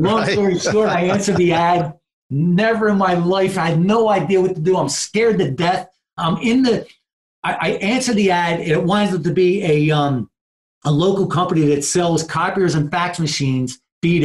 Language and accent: English; New Jersey, United States; also born or lived in Philadelphia, Pennsylvania; I'm born and raised in Jersey. My family's from South Philly